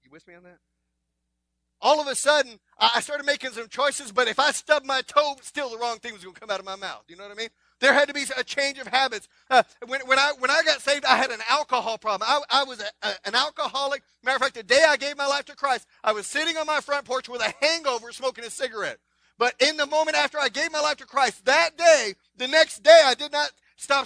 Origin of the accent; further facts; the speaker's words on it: Texas, United States; I'm from Texas.